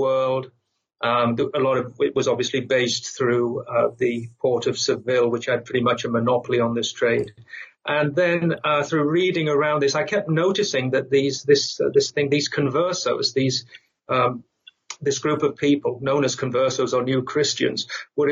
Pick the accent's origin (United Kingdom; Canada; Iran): United Kingdom; England; moved away as an adult; also born or lived in United States; now in Madrid, Spain; I'm English